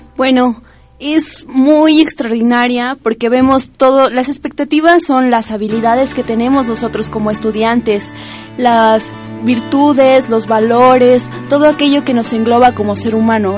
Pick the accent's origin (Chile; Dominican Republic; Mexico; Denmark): Mexico; Huatulco, Oaxaca; now in Puebla, Mexico; yo vengo de Huatulco